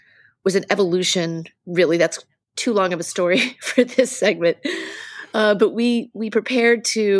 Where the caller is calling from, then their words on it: Lowell, Massachusetts, United States; I am beaming in from Lowell, which is just outside of Boston Metro West.